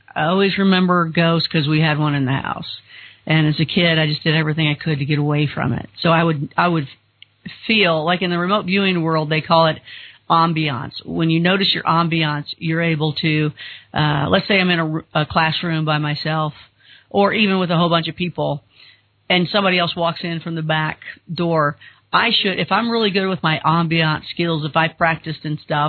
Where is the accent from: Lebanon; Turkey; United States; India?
United States; Kentucky; we're both from Kentucky